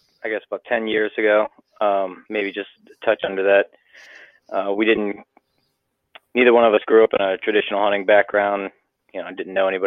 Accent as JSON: {"language": "English", "town": "Harrisonburg", "region": "Virginia", "country": "United States", "tie": "born or raised there", "said": "I grew up in Harrisonburg"}